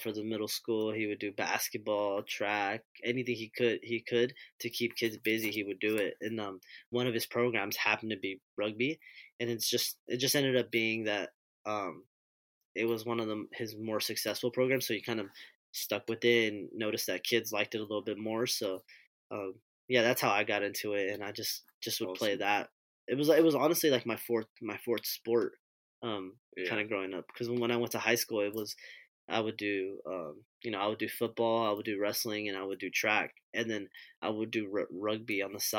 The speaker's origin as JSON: {"language": "English", "town": "Hawaiian Gardens", "region": "California", "country": "United States", "tie": "born or raised there", "said": "with the Hawaiian Garden stuff, I kind of grew up playing"}